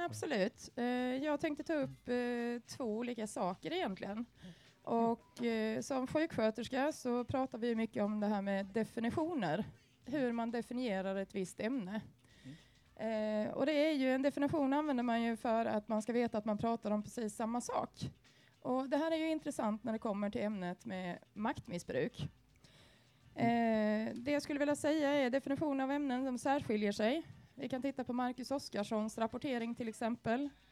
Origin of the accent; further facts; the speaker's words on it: Sweden; vi som svenskar